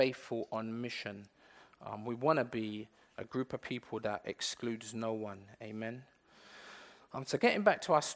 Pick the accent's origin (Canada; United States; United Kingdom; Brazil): United Kingdom; England; I weren't born in Jamaica. I was born in England.